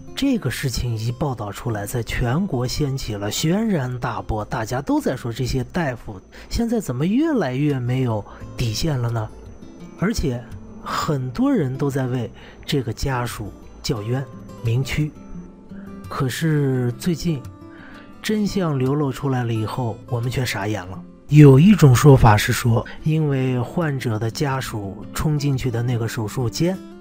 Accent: China; 我们中国人

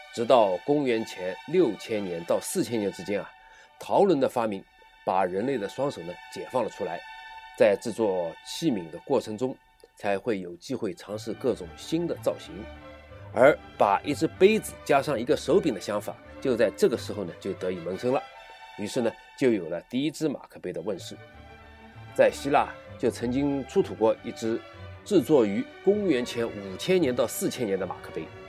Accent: China; 回到我们的故乡 在中国

